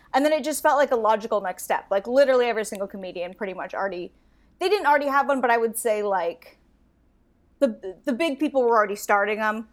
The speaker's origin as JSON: {"language": "English", "town": "Astoria", "region": "Oregon", "country": "United States", "tie": "born or raised there", "also_born_or_lived": "Warrenton, Oregon", "said": "I grew up in a super small town in Oregon"}